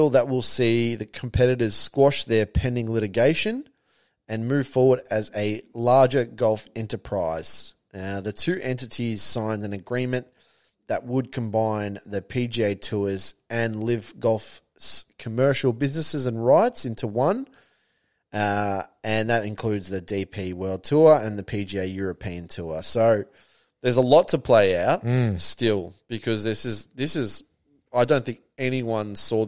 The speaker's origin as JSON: {"language": "English", "country": "Australia", "said": "as an Australian"}